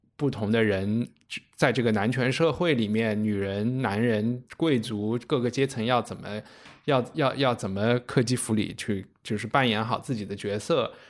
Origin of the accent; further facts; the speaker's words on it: China; 我们中国人